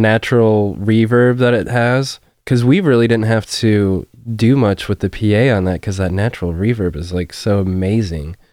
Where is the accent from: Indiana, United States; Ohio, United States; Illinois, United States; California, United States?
Illinois, United States; Forrest; I grew up in Forest